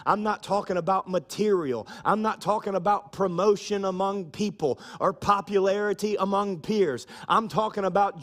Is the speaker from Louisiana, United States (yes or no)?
yes; Louisiana, United States; we're from Louisiana